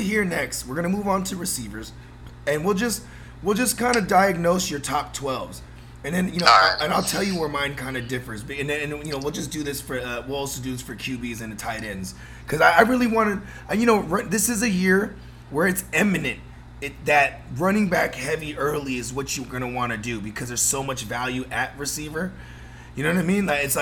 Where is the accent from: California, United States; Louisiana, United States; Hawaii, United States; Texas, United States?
California, United States; Bay Area, Northern; I am from Northern California, the Bay Area, where the grass is greener